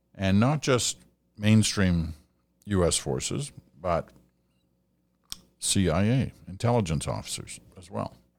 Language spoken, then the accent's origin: English; Canada; as a Canadian